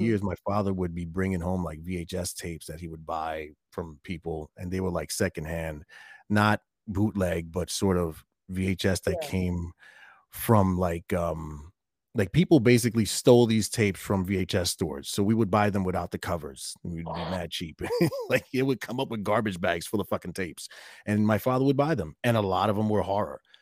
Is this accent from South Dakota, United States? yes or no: no; New York City, New York, United States; my apartment where I grew up in Brooklyn